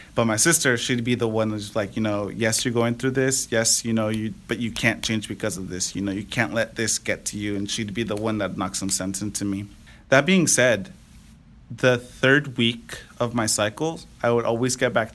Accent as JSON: {"language": "English", "town": "Napa", "region": "California", "country": "United States", "tie": "born or raised there", "lives_now": "Fairfield, United States", "said": "I'm from the Napa Valley. Um, been living here my whole life in Napa"}